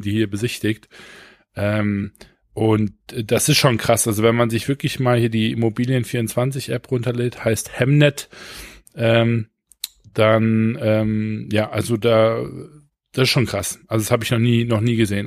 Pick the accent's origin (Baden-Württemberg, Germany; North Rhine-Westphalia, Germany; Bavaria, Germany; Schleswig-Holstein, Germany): North Rhine-Westphalia, Germany; Düsseldorf; ich komme aus Düsseldorf, ich bin in Oberkassel zur Schule gegangen